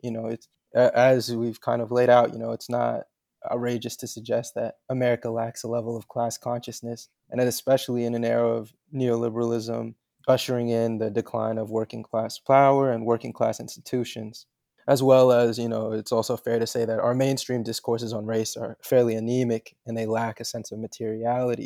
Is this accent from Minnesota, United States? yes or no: no; Charlotte, North Carolina, United States; I grew up in Charlotte, North Carolina